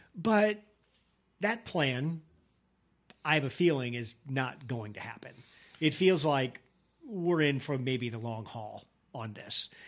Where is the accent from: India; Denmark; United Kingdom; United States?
United States; as an American